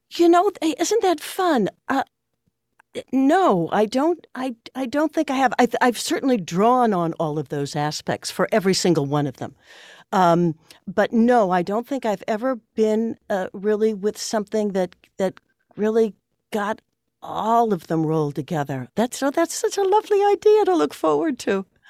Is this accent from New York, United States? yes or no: no; Chicago, Illinois, United States; I come from a, a, an Irish-German family, uh, from Chicago. I'm a seventh generation Chicagoan